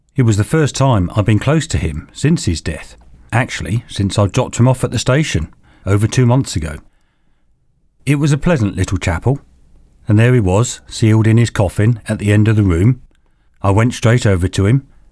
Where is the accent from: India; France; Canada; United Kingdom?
United Kingdom; England; We are so English